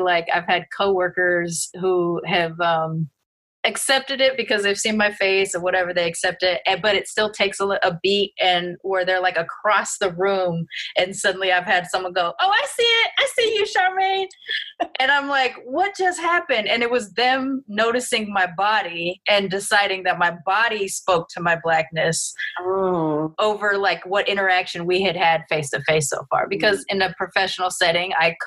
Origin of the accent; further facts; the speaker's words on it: Long Beach, California, United States; moved away; also born or lived in Texas; my growing up in Long Beach makes me a different kind of Black person